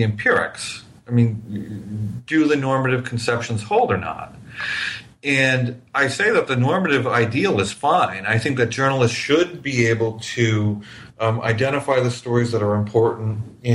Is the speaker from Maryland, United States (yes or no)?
no; New Hampshire, United States; now in Miami, United States; I grew up in New Hampshire